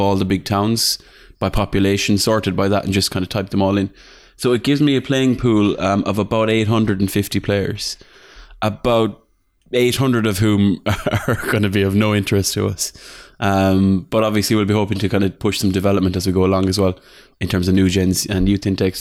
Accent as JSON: {"language": "English", "country": "Ireland", "said": "I'm from Ireland."}